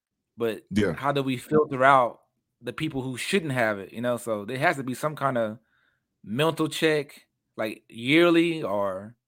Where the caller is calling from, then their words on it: Texas, United States; and at least in Texas, I'm speaking from Texas